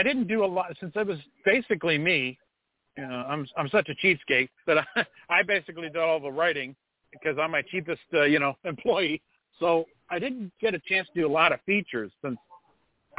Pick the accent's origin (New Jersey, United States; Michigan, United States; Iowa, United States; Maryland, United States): Michigan, United States; Detroit; I'm from Detroit. It's straight down I-75 for me.